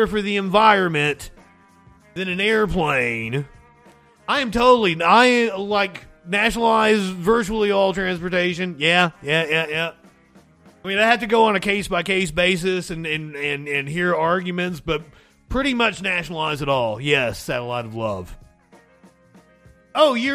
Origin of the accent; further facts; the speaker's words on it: Eastern Kentucky, United States; I am from Eastern Kentucky. I'm from the coal fields of Eastern Kentucky.